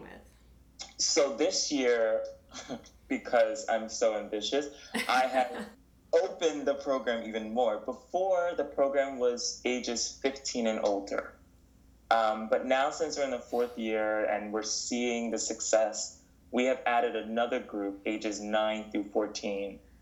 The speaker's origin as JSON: {"language": "English", "town": "New York City", "region": "New York", "country": "United States", "tie": "born or raised there", "also_born_or_lived": "North Carolina / Barbados", "moved": "as an adult", "lives_now": "Mannheim, Germany", "said": "I've lived in Manhattan nearly my entire life"}